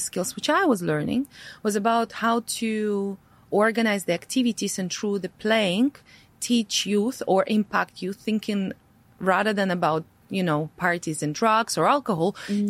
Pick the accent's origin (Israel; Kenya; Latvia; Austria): Latvia; English is a second language; moved away as an adult; my parents are Russian. Uh, however, I born in, uh, I was born in Latvia, right? So I speak Latvian. I have my passport. So for me, Latvia was always a home home